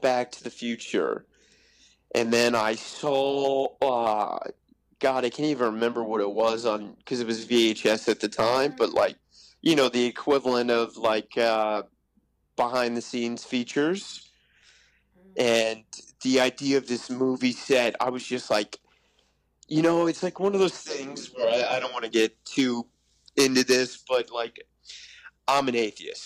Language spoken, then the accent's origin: English; Virginia, United States; moved away as an adult; also born or lived in New York; so I grew up in Virginia, and I moved to NYU